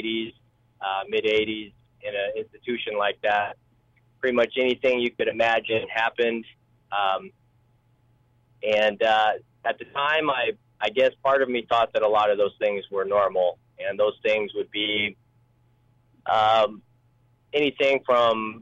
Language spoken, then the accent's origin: English; Oregon, United States; born or raised there; also born or lived in Seoul, South Korea / Detroit, Michigan